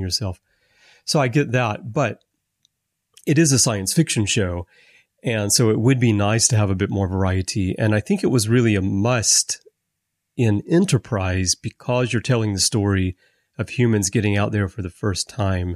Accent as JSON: {"language": "English", "region": "Alabama", "country": "United States", "tie": "born or raised there", "said": "I grew up in Alabama"}